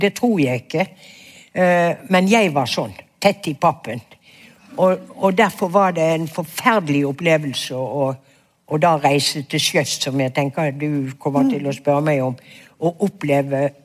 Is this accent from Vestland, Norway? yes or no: yes; Bergen, Vestland, Norway; jeg vokste opp i Fana kommune på et vidunderlig sted som et paradis